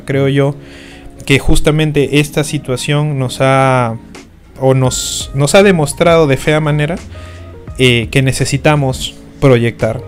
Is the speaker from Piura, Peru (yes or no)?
no; Iquitos, Loreto, Peru; en Iquitos, que es mi tierra